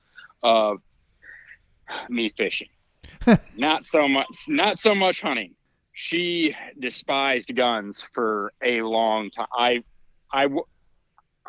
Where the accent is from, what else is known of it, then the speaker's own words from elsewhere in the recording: Northwest Ohio, United States; I grew up in Northwest Ohio, in a family that did very little fishing and no hunting